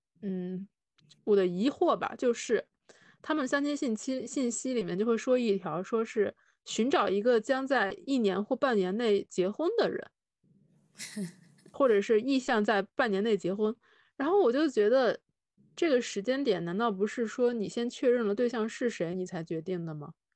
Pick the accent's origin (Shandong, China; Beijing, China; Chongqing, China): Shandong, China; 我是山东人嘛，